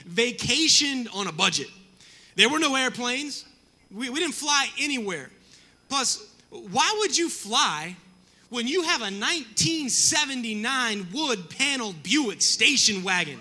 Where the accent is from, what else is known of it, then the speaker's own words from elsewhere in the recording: the South, United States; I grew up in the South